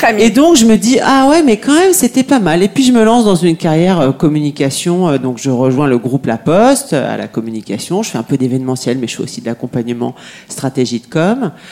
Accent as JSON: {"language": "French", "country": "France", "said": "je suis française, je crois que ça s'entend euh, à, mon accent."}